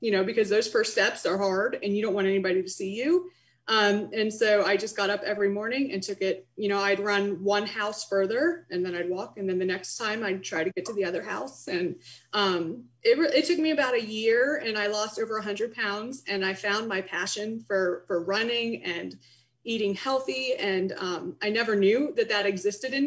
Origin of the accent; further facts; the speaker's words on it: Canton, Ohio, United States; moved away as an adult; also born or lived in Columbus, Ohio / Pittsburgh, Pennsylvania; now in Bridgeport, United States; I was born in Canton, Ohio. I attended Capital University in Columbus, Ohio.